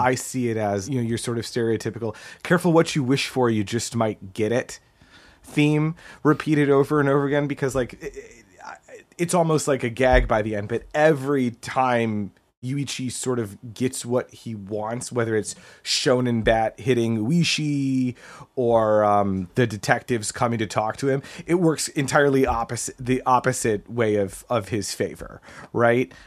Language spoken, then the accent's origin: English; United States; as an American growing up when we did